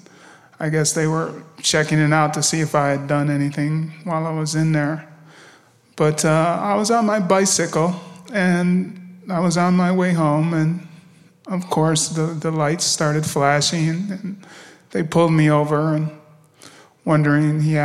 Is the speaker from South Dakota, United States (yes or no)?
no; Rochester, New York, United States; I grew up in Rochester, New York.